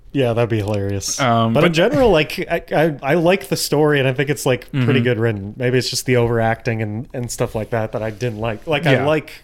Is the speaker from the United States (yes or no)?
yes; United States; I'm an American